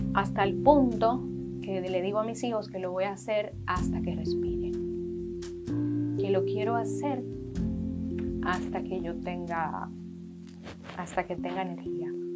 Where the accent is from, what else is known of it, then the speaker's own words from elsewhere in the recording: Dominican Republic; nosotros como país